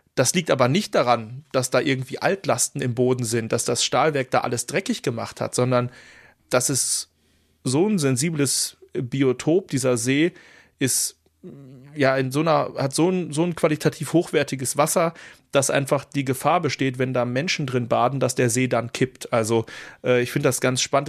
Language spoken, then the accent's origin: German; Dortmund, North Rhine-Westphalia, Germany; als Dortmunder